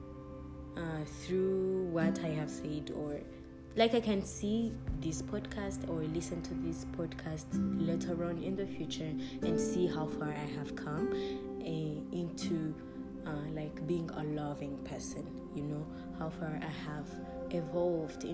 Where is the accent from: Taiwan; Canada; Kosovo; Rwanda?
Rwanda; English is a second language; I'm from Rwanda. I'm from Rwanda. It's a country on the continent of Africa. Yeah, it's a country in East Africa. And I'm Rwandan by birth and nationality. So English is not my first language.